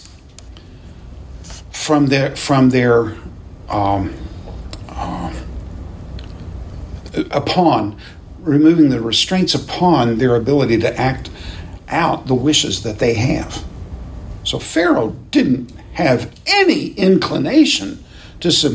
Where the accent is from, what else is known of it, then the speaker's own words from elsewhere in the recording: United States; as American Christians